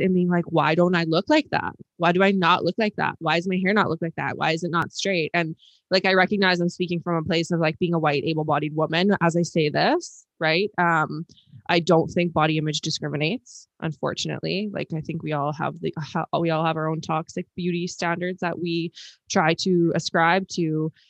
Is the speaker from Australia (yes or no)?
no; Canada; us Canucks